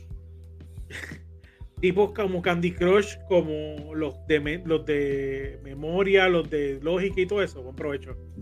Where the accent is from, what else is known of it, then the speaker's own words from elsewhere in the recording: Carolina, Puerto Rico; yo viví en Carolina